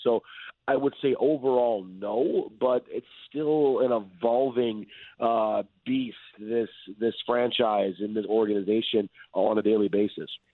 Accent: Detroit, Michigan, United States; now in Seattle, United States; I'm from Detroit

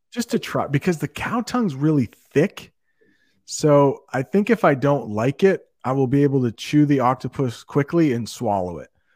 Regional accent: Maine, United States; accent: American; I grew up in Maine where it's really cold

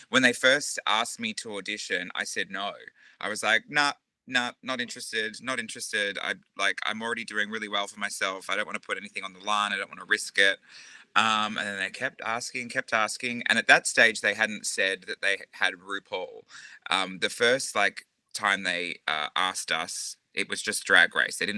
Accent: Mornington Peninsula / Geelong, Victoria, Australia; also born or lived in Rosebud / Frankston; now in Geelong, Australia; I was born on the other side of the bay, so I was out Mornington, Rosebud, Frankston area, but then moved around the other side, and I've been here ever since.

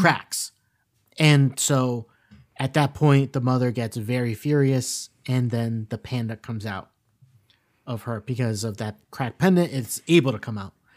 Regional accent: South Florida, United States; we grew up in South Florida

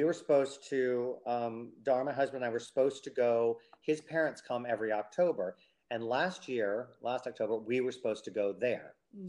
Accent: United States; But I'm whitey American.

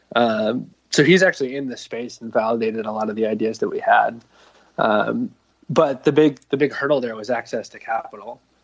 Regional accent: Narragansett, Rhode Island, United States; I grew up in Narragansett, Rhode Island, uh, on the bay

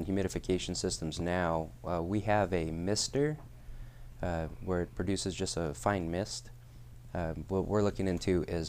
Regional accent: Hawaii, United States; moved away; I'm from Hawaii.

